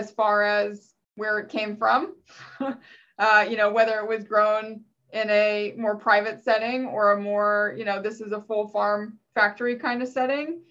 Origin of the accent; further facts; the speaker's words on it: Virginia, United States; I'm from Virginia